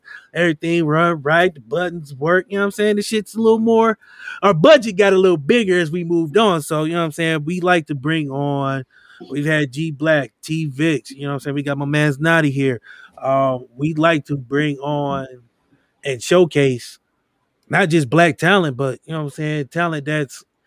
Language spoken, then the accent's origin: English; Akron, Ohio, United States; now in Canton, United States; I live in Canton, but I'm from Akron. So I grew up on the north side of Akron, went to North High.